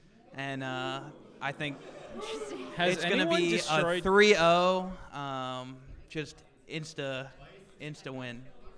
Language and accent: English; Virginia, United States; Northern Virginia.